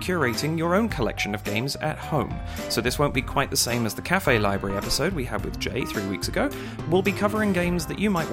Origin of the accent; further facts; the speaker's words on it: United Kingdom; as a Brit